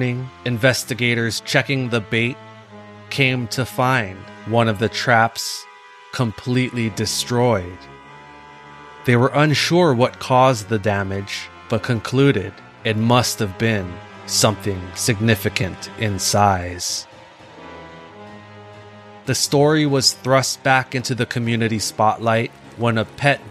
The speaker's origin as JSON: {"language": "English", "region": "Hawaii", "country": "United States", "tie": "born or raised there", "said": "Growing up in Hawaii"}